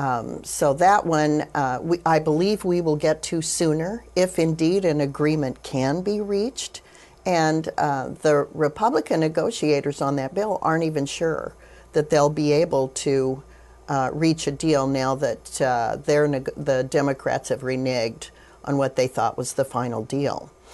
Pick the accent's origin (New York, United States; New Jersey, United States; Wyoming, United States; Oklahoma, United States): Wyoming, United States; having been born and raised in Wyoming, uh, being, uh, a fourth generation, uh, Wyoming, uh, native